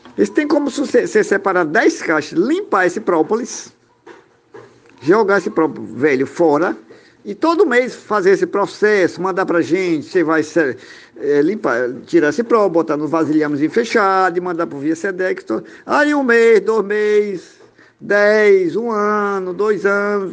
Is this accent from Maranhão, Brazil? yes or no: yes; Barra do Corda, Maranhão, Brazil; Sou aqui do Maranhão, da cidade do Barra do Corda, Brasil.